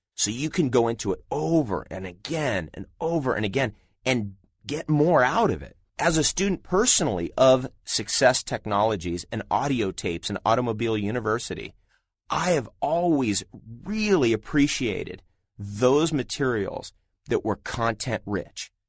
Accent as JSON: {"language": "English", "region": "Southern California", "country": "United States", "tie": "born or raised there", "said": "I grew up in Southern California after the age of 10, and I spent many years there"}